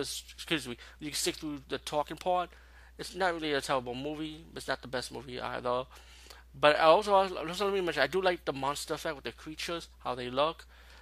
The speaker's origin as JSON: {"language": "English", "town": "New York City", "region": "New York", "country": "United States", "said": "being a New Yorker"}